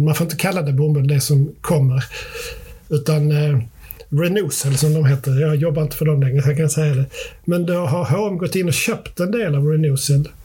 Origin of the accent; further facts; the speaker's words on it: Sweden; vi är också vita svenskar